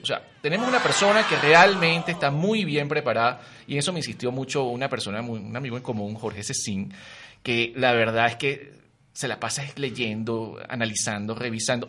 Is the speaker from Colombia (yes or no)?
no; Maracay, Aragua, Venezuela; born or raised there; also born or lived in Caracas; now in Mexico City, Mexico